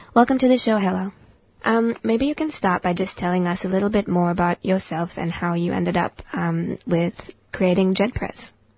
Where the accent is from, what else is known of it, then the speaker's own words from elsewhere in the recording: India; now in Australia; I grew up in India, not a white person in sight